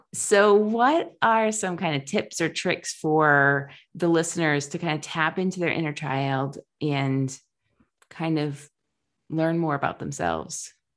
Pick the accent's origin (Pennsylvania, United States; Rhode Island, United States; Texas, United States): Rhode Island, United States; I grew up in Rhode Island, the beaches were really packed